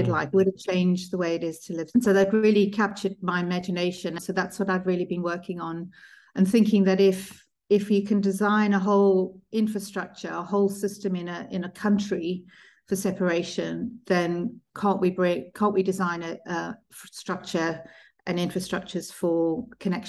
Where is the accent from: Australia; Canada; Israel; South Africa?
South Africa; also born or lived in Zimbabwe / United Kingdom; So I was born in Zimbabwe and lived in South Africa for a large part of my childhood. I sort of split my childhood between the UK and South Africa.